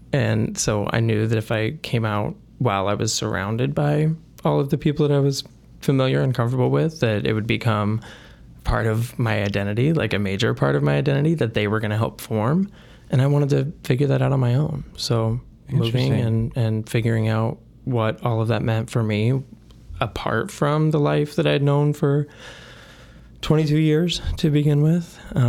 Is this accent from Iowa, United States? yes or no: yes; Burlington, Iowa, United States; born there; I was born in Burlington, Iowa, small town in Southeast Iowa. I went to the University of Iowa for undergrad and got a BS in psychology. And it was at that point that I knew that I wanted to get out of Iowa.